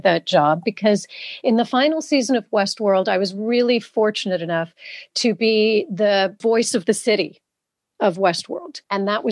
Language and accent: English; England, United Kingdom; I am indeed half British. I was brought up here in England.